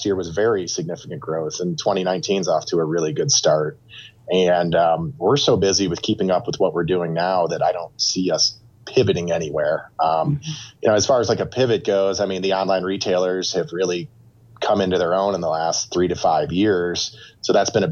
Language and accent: English; Toledo, Ohio, United States; growing up in the Toledo area, we're just, you know, 10 minutes from the Michigan border